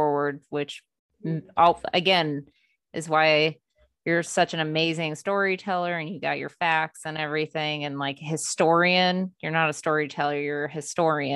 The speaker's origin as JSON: {"language": "English", "town": "Tucson", "region": "Arizona", "country": "United States", "tie": "born or raised there", "said": "I grew up in Tucson and that's not that far away from Mexico"}